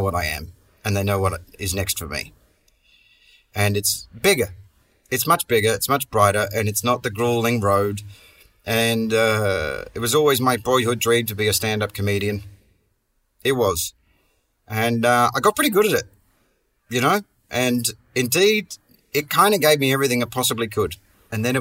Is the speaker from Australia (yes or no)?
yes; Perth, Western Australia, Australia; accent: Aussie; moved away; my hometown of Perth